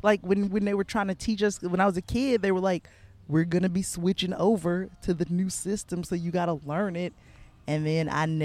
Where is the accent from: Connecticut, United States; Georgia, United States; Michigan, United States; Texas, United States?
Georgia, United States; outside of Atlanta; I'm deep South. Georgia.